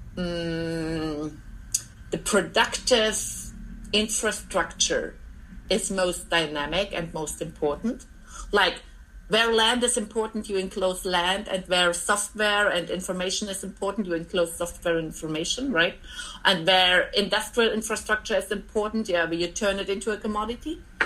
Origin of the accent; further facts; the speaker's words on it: East Germany, Germany; I'm from, I grew up in East Germany